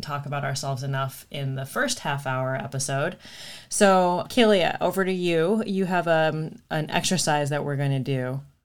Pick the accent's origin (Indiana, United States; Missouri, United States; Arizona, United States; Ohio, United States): Arizona, United States; Phoenix; moved away as an adult; also born or lived in Minneapolis, Minnesota; now in Oakland, United States; born and raised in Phoenix, Arizona, went to Arizona State